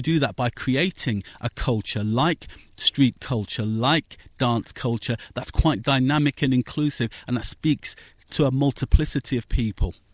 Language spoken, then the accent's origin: English; Northampton, East Midlands, United Kingdom; also born or lived in Wellingborough; I was born in Northampton